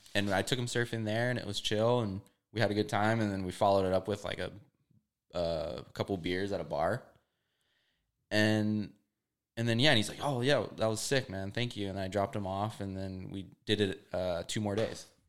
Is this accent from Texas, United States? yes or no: no; Hawaii, United States; moved away as an adult; also born or lived in California; I'm from Hawaii